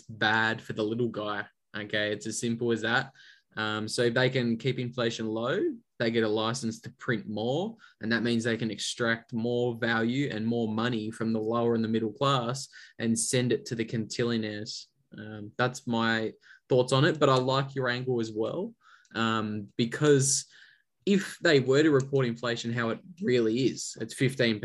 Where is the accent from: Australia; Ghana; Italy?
Australia; As an Australian bogan